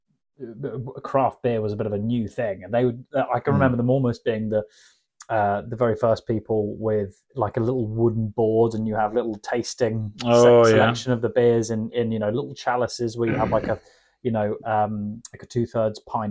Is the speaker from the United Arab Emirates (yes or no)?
no; Yorkshire and the Humber, United Kingdom; apparently I'm from Yorkshire as well